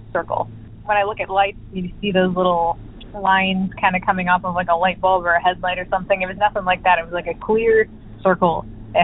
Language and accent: English; Midwest, United States; I'm from the Midwest